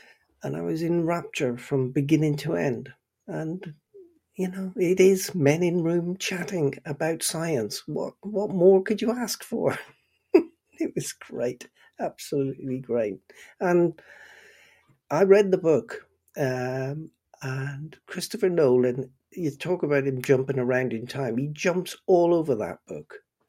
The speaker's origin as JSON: {"language": "English", "region": "Northern Ireland", "country": "United Kingdom", "moved": "yes", "lives_now": "Bristol, United Kingdom", "said": "way back in 1977, when I moved from Northern Ireland to Bristol"}